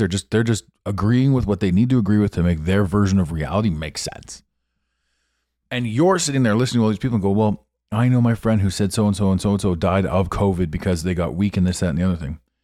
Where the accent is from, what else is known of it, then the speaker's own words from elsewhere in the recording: Ottawa, Ontario, Canada; moved away; I grew up in this town.